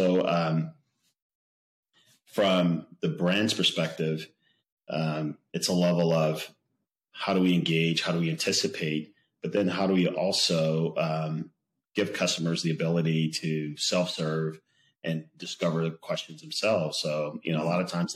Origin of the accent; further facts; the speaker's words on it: the South, United States; I grew up in the South